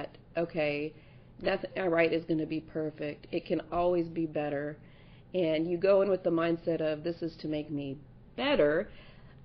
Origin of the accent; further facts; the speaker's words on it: South Louisiana, United States; also born or lived in Kansas; So I was born in Kansas, but I grew up in South Louisiana.